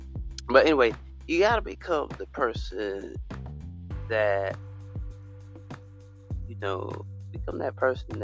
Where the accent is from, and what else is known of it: United States